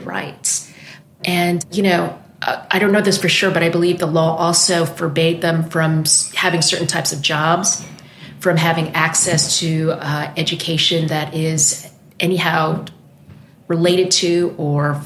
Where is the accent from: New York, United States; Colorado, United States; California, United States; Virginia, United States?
New York, United States; I'm originally from New York